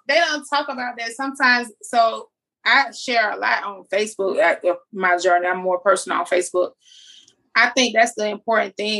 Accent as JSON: {"language": "English", "town": "Jacksonville", "region": "Florida", "country": "United States", "accent": "country", "said": "I'm from Jacksonville"}